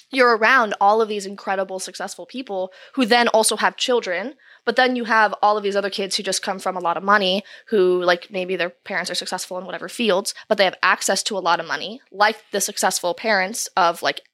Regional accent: California, United States; So a little bit outside of Los Angeles.

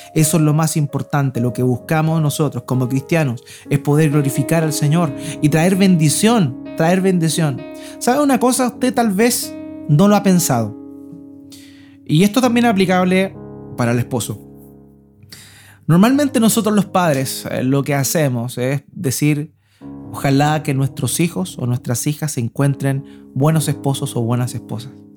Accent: Concepción, Biobío, Chile; now in Antofagasta, Chile; nosotros venimos del sur. Mi esposa es sosornina, yo soy de Concepción, y allá sí que llovía

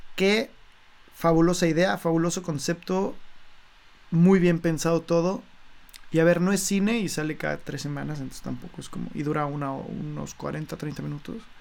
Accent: Mexico; como mexicanos que somos nosotros dos

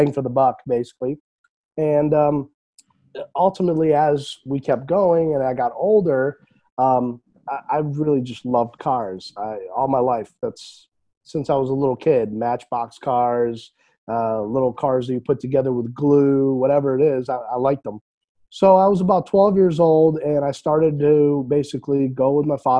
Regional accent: Syracuse, New York, United States; also born or lived in Europe; I was born in Europe, and I came in this country in 1990 with my sister and my mom and dad. I was 5 years old, and we moved to Syracuse, New York

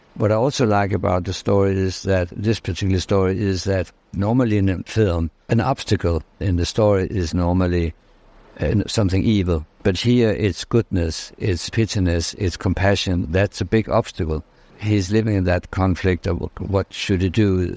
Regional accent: Denmark; I'm from Denmark, I'm from Scandinavia

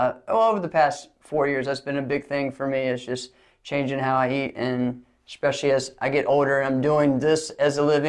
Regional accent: Lynchburg, Virginia, United States; also born or lived in Rustburg, Virginia; I was born here in Lynchburg

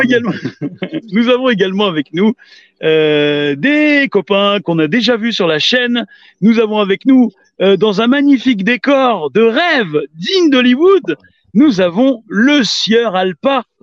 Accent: Paris, Île-de-France, France; je suis parisien

